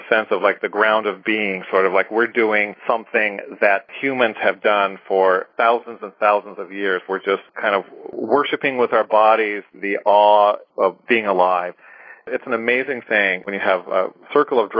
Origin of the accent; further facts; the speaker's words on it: United States; I grew up male in America